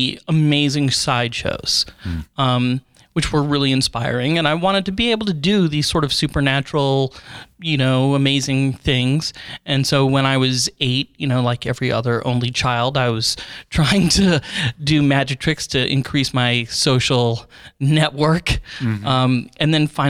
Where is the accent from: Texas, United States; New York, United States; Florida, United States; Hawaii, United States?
Florida, United States; I grew up in Florida